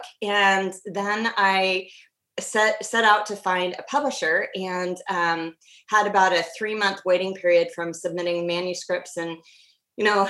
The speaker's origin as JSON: {"language": "English", "region": "Washington", "country": "United States", "tie": "born or raised there", "said": "I grew up in the Pacific Northwest, so I'm a third generation Washingtonian"}